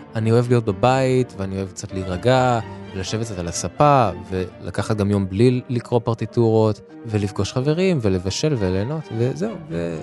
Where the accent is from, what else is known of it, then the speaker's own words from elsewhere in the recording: Israel; למקום שבו גדלתי, לקהילה הישראלית